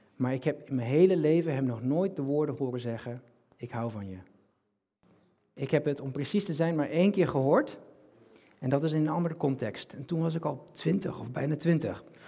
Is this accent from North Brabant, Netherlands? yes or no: yes; North Brabant, Netherlands; now in Rotterdam, Netherlands; ik kom uit Brabant